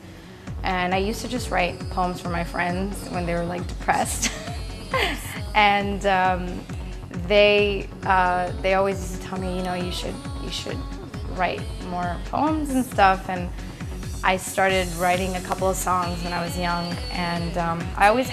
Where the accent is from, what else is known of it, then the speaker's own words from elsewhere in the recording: Libya; also born or lived in Pakistan; now in New York City, United States; I was born in Libya, but my parents are actually from Pakistan, both of them.